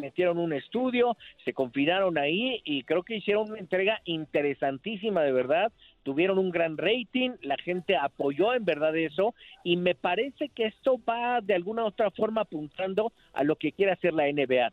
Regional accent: Mexico; como latinos, como mexicanos

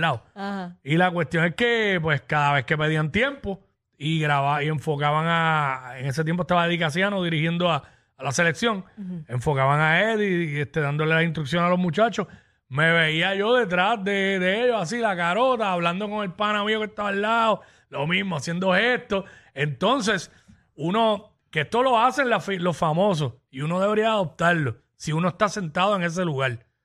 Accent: Puerto Rico; somos los boricuas

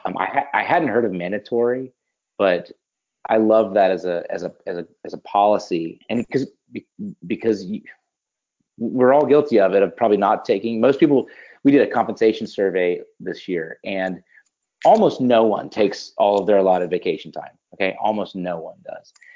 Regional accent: Pensacola, Florida, United States; I'm in Pensacola, Florida. So Pensacola okay. is my hometown.

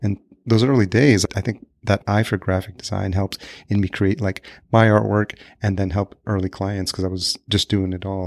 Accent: Yonkers, New York, United States; moved away as an adult; also born or lived in Los Angeles, United States; now in Minneapolis, United States; I grew up in Yonkers, New York

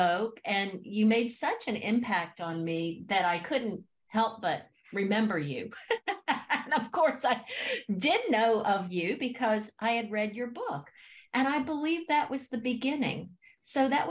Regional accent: Haines City, Florida, United States; I grew up in Central Florida in a small town called Haines City

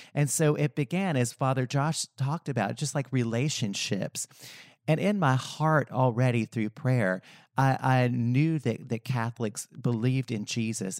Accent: Western North Carolina, United States; I grew up in Western North Carolina, small Appalachian mountain town

